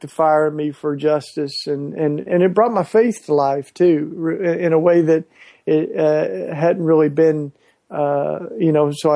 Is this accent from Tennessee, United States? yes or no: yes; Maryville, Tennessee, United States; moved away as an adult; now in Philadelphia, United States; I grew up outside of Knoxville, a little town called Maryville.